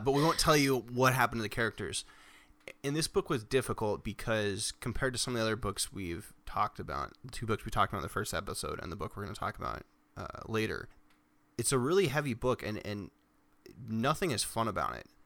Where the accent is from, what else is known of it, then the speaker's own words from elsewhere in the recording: United States; Growing up in America